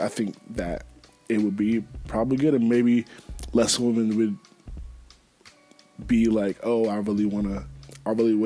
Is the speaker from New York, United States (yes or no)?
no; Charlotte, North Carolina, United States; Charlotte, my hometown.